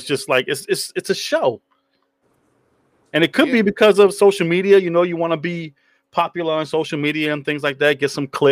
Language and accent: English; New York City, New York, United States; moved away; I grew up in Brooklyn.